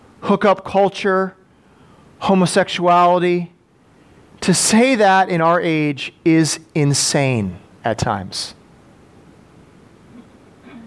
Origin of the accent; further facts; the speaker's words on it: Madison, Wisconsin, United States; living in Madison, growing up in Madison, going to public school